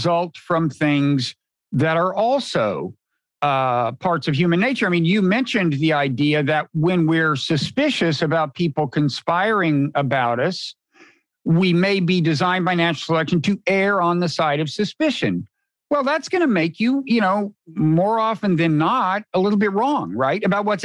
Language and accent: English; United States; Being an American